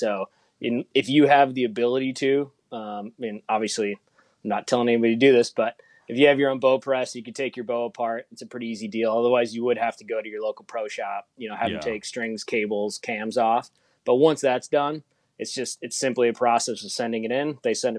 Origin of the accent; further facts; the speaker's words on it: Fox Cities, Wisconsin, United States; also born or lived in La Crosse, Wisconsin; So I grew up in Wisconsin, kind of I grew up in the Fox City, so just a little bit south of Green Bay, and then spent 6 years in undergrad and grad school on the western part of the state. Went to UW La Crosse